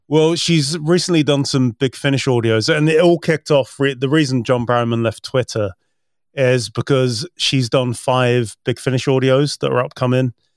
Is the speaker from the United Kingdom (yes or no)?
yes; United Kingdom; as a British person